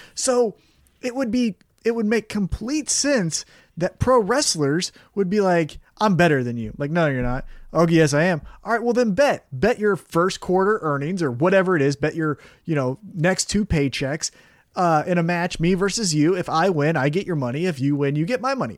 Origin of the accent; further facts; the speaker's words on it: United States; I'm American